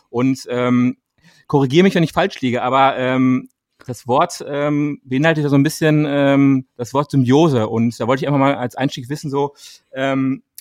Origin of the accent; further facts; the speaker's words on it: Rhineland, Germany; moved away as an adult; also born or lived in Paris / Cologne; now in Berlin, Germany; ich komme aus dem Rheinland ursprünglich